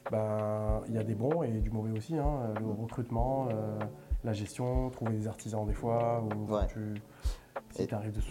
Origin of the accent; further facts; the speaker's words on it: Italy; French is a second language; now in France; je suis né, et j'ai grandi en Italie et j'ai débarqué ici en 2011.